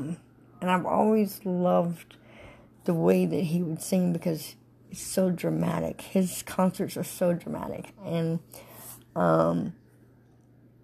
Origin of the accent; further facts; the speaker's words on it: Panama City, Florida, United States; Panama City